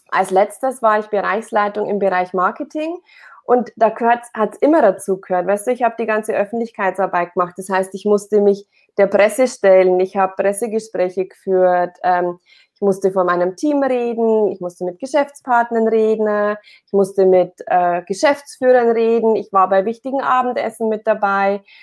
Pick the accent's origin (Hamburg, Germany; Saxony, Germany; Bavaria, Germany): Bavaria, Germany; Amberg; ähm, ich komme aus Amberg. Das ist ein kleiner, kleiner Ort, eine Kleinstadt in der Oberpfalz in Bayern.